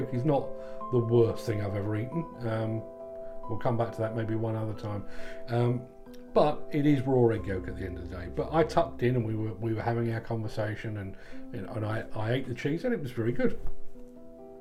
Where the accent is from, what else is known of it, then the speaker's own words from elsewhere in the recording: London, United Kingdom; as a Londoner myself